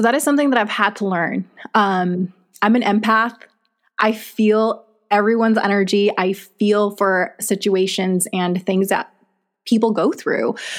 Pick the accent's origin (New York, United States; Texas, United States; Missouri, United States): Texas, United States; also born or lived in Mexico; now in Arizona, United States; I was born in Mexico. Um, we grew up majority of our childhood in Texas, moved to Arizona.